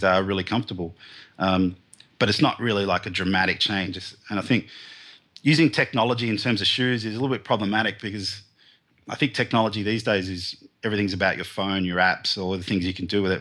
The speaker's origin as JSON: {"language": "English", "town": "Melbourne", "region": "Victoria", "country": "Australia", "tie": "born or raised there", "said": "I grew up in the suburbs of Melbourne, here in, um, southern Australia."}